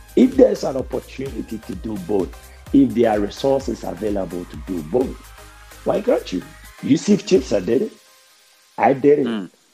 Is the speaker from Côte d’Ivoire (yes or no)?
no; Ghana; accent: thick Ghanaian; moved away; also born or lived in United States; When I went to America, I had a thick Ghanaian accent